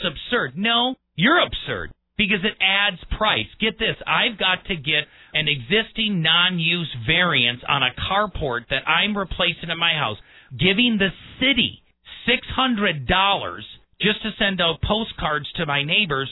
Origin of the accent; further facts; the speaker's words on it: Milwaukee, Wisconsin, United States; also born or lived in La Crosse, Wisconsin; now in Colorado Springs, United States; I grew up in Milwaukee